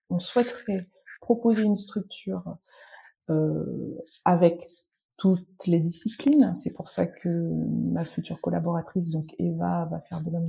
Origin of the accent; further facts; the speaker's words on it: central France, France; je viens euh, le centre de la France, euh, désert médical.